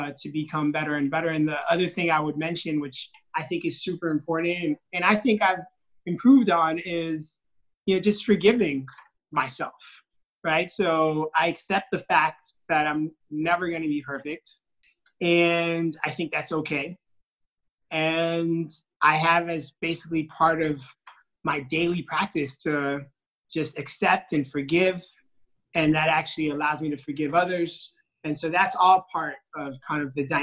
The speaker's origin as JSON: {"language": "English", "region": "New York", "country": "United States", "tie": "born or raised there", "also_born_or_lived": "Haiti", "said": "I was born in New York."}